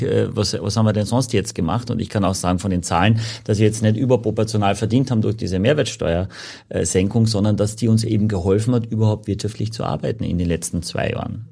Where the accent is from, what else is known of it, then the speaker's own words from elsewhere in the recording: Gallizien, Carinthia, Austria; also born or lived in Klagenfurt; now in Hamburg, Germany; in Klagenfurt bin ich geboren, ich komme aus Galizien, am ähm, Klobeinersee